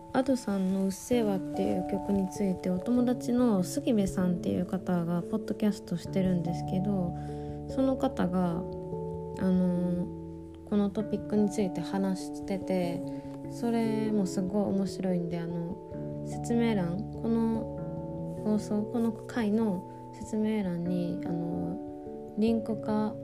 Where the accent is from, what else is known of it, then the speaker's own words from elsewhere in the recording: southern Osaka, Japan; 私の地元はあのね大阪の南部の方で